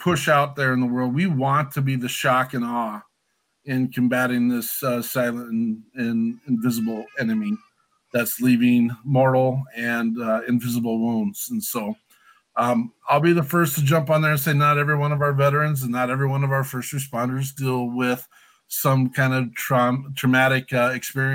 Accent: Wyoming, United States; I'm a gringo from Wyoming

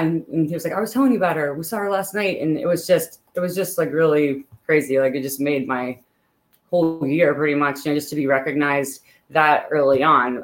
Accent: Pittsburgh, Pennsylvania, United States; moved away as an adult; now in Northern Virginia, United States; I grew up in Pittsburgh, Pennsylvania.

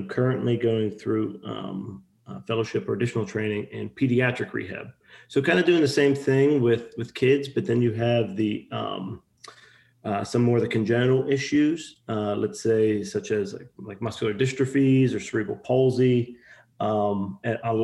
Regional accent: Pittsburgh, Pennsylvania, United States; moved away as an adult; also born or lived in Ohio; now in Texas, United States; I'm from Pittsburgh, Pennsylvania, originally. Had lived up in the tri-state area, meaning like PA, Ohio, for majority of my life

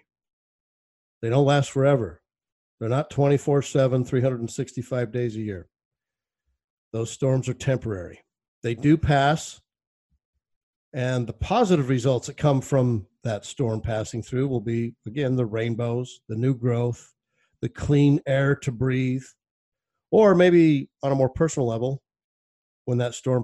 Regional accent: Arizona, United States; my hometown in Arizona

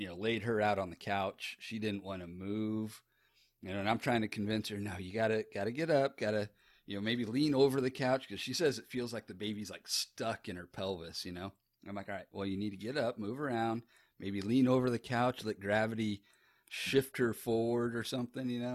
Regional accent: Texas, United States; born or raised there; also born or lived in Sarasota, Florida

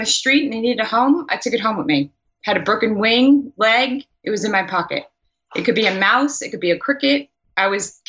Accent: New York City, New York, United States; also born or lived in Long Island, New York; I grew up in Queens, New York

